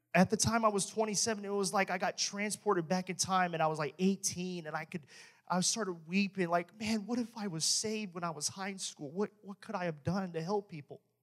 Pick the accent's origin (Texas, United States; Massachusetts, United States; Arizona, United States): Texas, United States; I'm from Texas